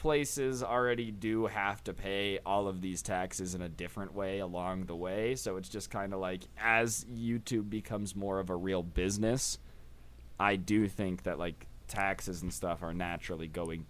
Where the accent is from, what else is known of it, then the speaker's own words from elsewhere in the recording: United States; I'm American.